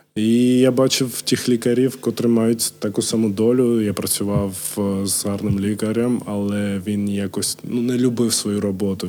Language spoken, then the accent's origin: Ukrainian; Kharkiv, Kharkiv Oblast, Ukraine; first language Georgian; Ukrainian is a second language; also born or lived in Georgia; я перша мова була грузинська. грузинська. Я спілкувався нею з мамою, з батьком. Так далі. І потім, в 5 років, коли переїхав до України в Харків, почав спілкуватися російською